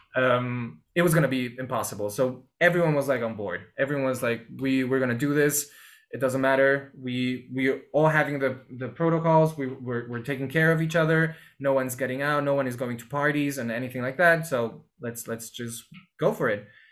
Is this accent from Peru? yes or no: yes; Lima, Peru; moved away as an adult; also born or lived in Mexico / Germany / New York; I was born and raised in Peru, Lima, Peru, where I am right now